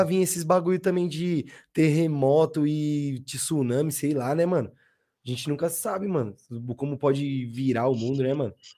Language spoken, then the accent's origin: Portuguese; Osasco, São Paulo, Brazil; now in Osasco, Brazil; eu nasci ali, mano, tá ligado? Tipo, tem o, onde perto do céu ali, onde tem um, um pico de skate